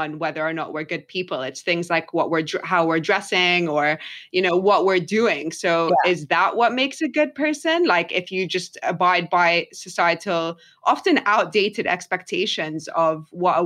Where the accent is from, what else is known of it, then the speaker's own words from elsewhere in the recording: London, United Kingdom; also born or lived in Egypt; I grew up in London, but I lived in Egypt as well and spent a lot of time in both.